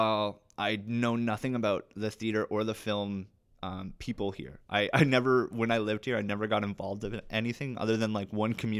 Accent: Ontario, Canada; I'm actually from Northern Ontario this whole time.

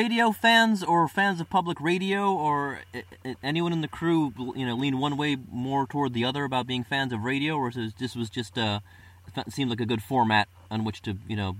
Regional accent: Cleveland, Ohio, United States; accent: Midwestern; I'm from Cleveland. And we have a much twangier Midwestern accent

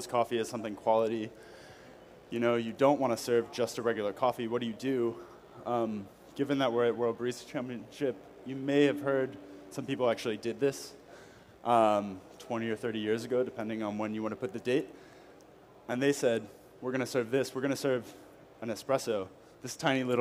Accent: United States; moved away as an adult; now in Paris, France; I am an American living in Paris. I've been there almost 3 years now

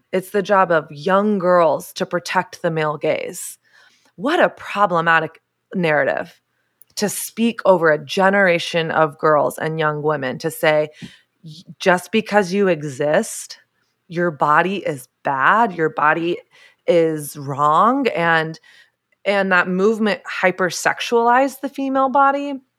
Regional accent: Southern United States, United States; I grew up in the South where I didn't grow up in a Christian home, but Christianity was sort of the air I breathed.

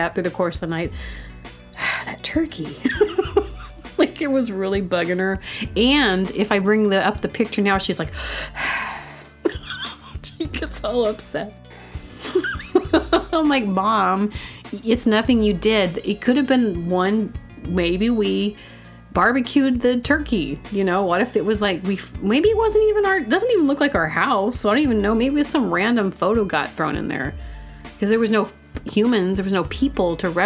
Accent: Booneville, Arkansas, United States; I'm from Boonville, Arkansas

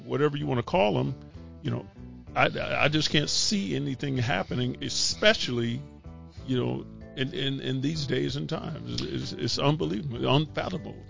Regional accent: California, United States; moved away; I grew up in California

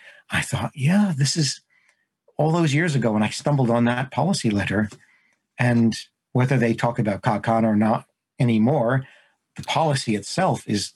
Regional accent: New Jersey, United States; I grew up in New Jersey, and you know, mafia culture is sort of, it's right there on the edge of normal life.

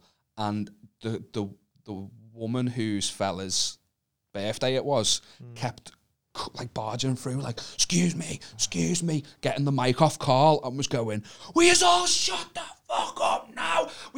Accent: Wallasey, North West England, United Kingdom; because of where I'm from, which is Wallasey. I cannot say I'm from Liverpool because people from Liverpool will fucking go sick as soon as they find out that I'm from Wallasey.

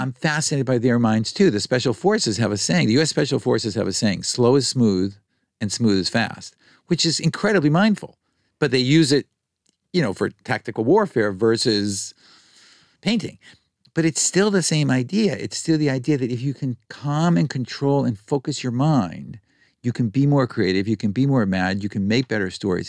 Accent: United States; growing up in America

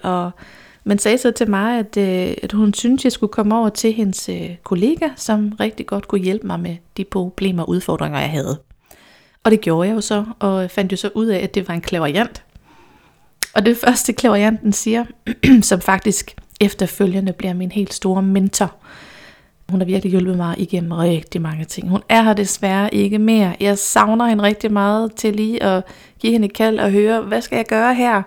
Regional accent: Randers, Central Denmark Region, Denmark; Jeg kommer fra Randers

